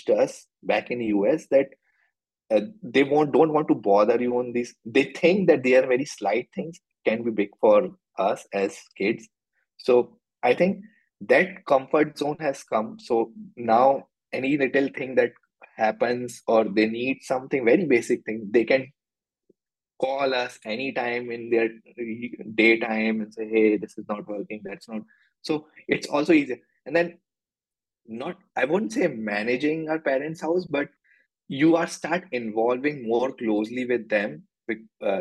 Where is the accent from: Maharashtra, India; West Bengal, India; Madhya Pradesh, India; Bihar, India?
Madhya Pradesh, India; Jabalpur; also born or lived in United States; now in Bangalore, India; My hometown is in Jabalpur, Madhya Pradesh